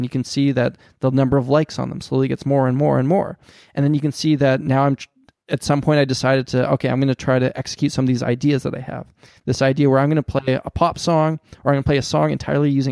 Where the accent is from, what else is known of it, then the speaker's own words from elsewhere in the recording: Canada; I'm a Canadian